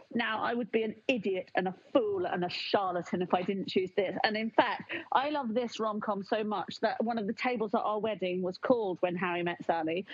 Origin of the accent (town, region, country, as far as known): United Kingdom